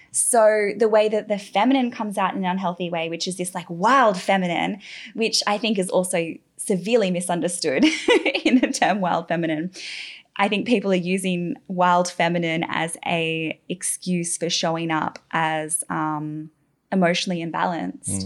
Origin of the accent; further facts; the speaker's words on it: Australia; moved away as an adult; now in Bali, Indonesia; I'm from Australia, a very green, beautiful